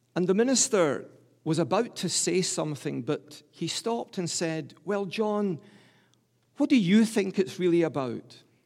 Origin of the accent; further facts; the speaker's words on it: Glasgow, Scotland, United Kingdom; I'm a Scot from the top of my head to the soles of my feet. Please don't think I'm English. I'm from the great city of Glasgow, the largest city in Scotland